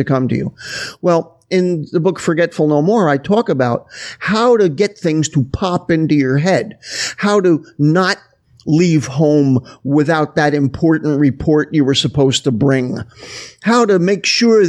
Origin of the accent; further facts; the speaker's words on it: New Jersey, United States; I was living in New Jersey, which is where I'm originally from